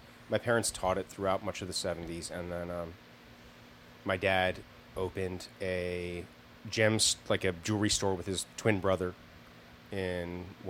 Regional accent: Fairfield, Iowa, United States; moved away; also born or lived in Philadelphia suburbs, Pennsylvania; I grew up in Iowa mostly, Fairfield, Iowa. My parents are transcendental meditators.

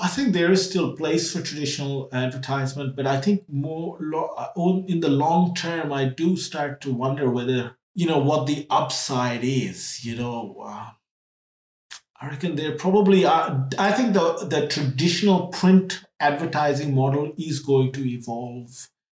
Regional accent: Trinidad & Tobago; also born or lived in India; when I was little, we moved from India to Trinidad in the West Indies

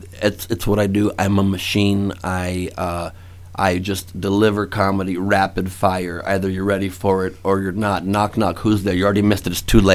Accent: Los Angeles, California, United States; also born or lived in West Side, Los Angeles / San Diego; I'm originally from the valley. I was born in the valley.

